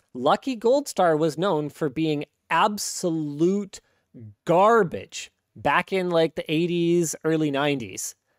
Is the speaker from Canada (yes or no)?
yes; Canada; as a Canadian